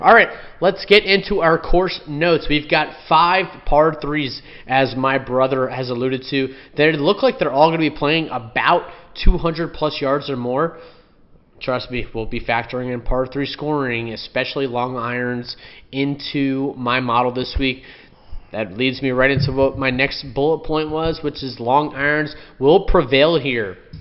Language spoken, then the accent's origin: English; Florida, United States; I'm from Florida, born and raised my whole life.